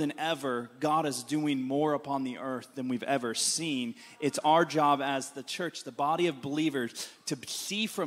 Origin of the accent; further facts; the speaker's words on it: Ohio, United States; now in Glasgow, United Kingdom; I grew up in Ohio